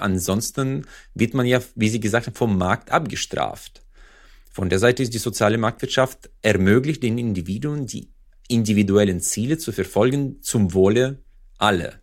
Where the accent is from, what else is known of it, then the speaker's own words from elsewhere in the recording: Uzbekistan; also born or lived in Freiburg; now in Germany; Usbekistan, wo ich herkomme